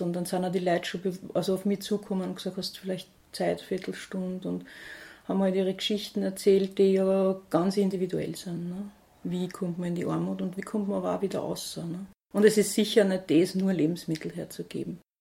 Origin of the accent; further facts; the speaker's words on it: St. Pölten, Lower Austria, Austria; bin am Bahnhof aufgewachsen in St. Pölten.